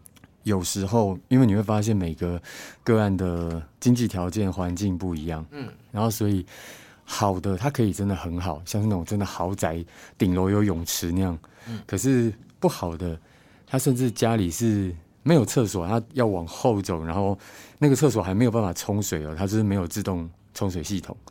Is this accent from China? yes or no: no; Hualien County, Taiwan; moved away as an adult; now in Changhua, Taiwan; 当时我搬来彰化嘛，我是花莲人